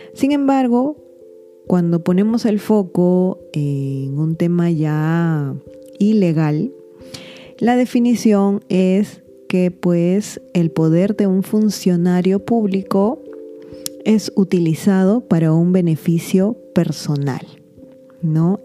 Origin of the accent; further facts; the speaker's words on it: Peru; yo me encuentro en Perú